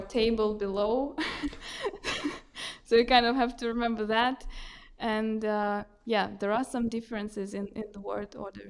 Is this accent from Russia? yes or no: yes; Russia; moved away as an adult; now in Reykjavik, Iceland; I was brought up in Russia